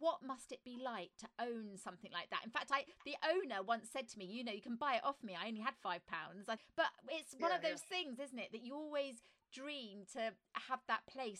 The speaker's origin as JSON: {"language": "English", "area": "near Slough", "region": "South East England", "country": "United Kingdom", "tie": "born or raised there", "said": "I grew up near Slough of all places"}